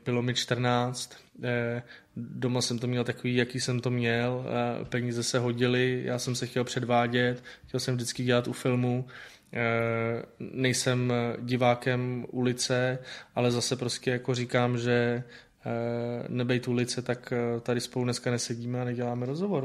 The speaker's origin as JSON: {"language": "Czech", "region": "Prague", "country": "Czechia", "tie": "born or raised there", "said": "já jsem bydlel vlastně v Londýnský, z druhé strany, že jo, na Bělehradský byla radost a tam já jsem chodil prostě do videopůjčovny od, od dětství"}